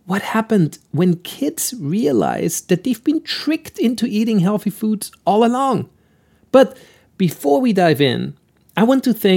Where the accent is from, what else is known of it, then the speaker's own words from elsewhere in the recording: Austria; accent: Austrian; my Austrian accent